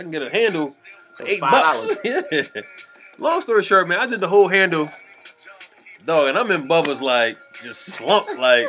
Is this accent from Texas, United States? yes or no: no; Philadelphia, Pennsylvania, United States; I'm from West Philly.